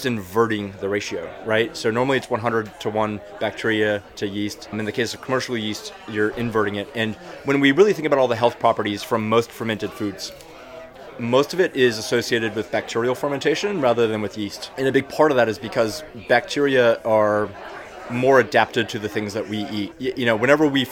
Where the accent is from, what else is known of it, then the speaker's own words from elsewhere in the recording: Texas, United States; moved away; also born or lived in New York; I'm from Texas